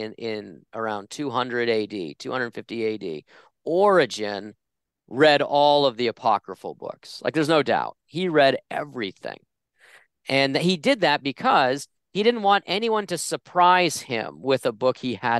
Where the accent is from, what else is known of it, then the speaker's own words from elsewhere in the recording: New England, United States; I mean, I grew up Protestant in Catholic New England.